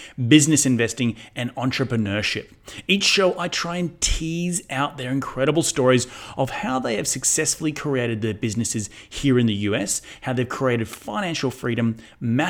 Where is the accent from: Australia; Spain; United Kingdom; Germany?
Australia; moved away; coming from Australia, where we don't actually have 1031s exchanges in Aussie